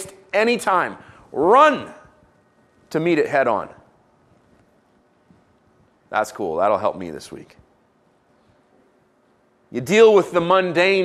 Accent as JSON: {"language": "English", "country": "Israel", "tie": "born or raised there", "moved": "yes", "said": "I grew up in Israel"}